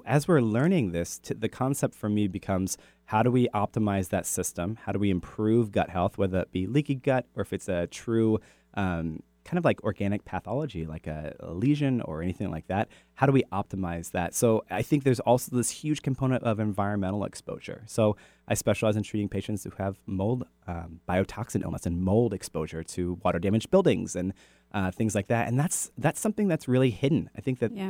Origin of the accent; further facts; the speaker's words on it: United States; moved away; I grew up on the Chesapeake Bay